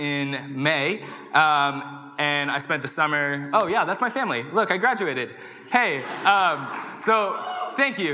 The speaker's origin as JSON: {"language": "English", "town": "Danville", "region": "California", "country": "United States", "also_born_or_lived": "Pullman, Washington", "moved": "as an adult", "said": "I'm from Danville, California, which is outside of San Francisco"}